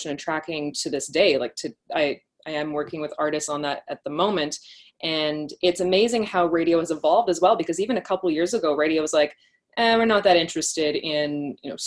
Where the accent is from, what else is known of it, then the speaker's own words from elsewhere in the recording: Canada; also born or lived in United Kingdom; I'm from Canada originally, came back to Toronto